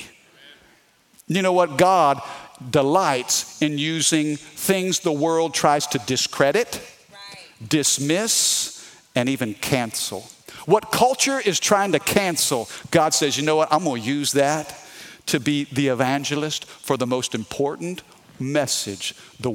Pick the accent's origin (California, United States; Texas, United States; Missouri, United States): Missouri, United States; now in Baton Rouge, United States; I'm from the Midwest, okay? I'm from Missouri, meat and potatoes